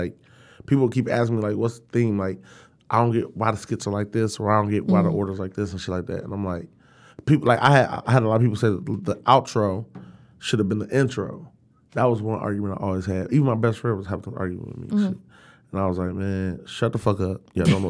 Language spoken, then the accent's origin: English; Detroit, Michigan, United States; Like, we're from Detroit.